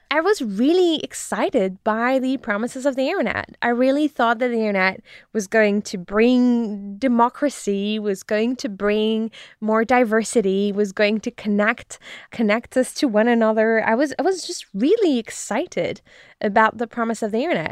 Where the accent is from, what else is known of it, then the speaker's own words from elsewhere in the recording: France; moved away as an adult; now in United States; I grew up in France